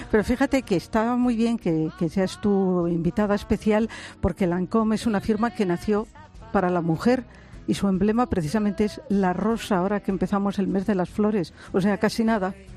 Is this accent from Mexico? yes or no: no; Galicia, Spain; Galicia, que es mi tierra